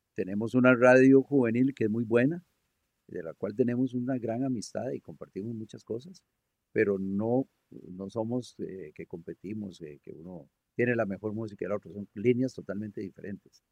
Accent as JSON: {"language": "Spanish", "country": "Costa Rica", "said": "buenos ticos"}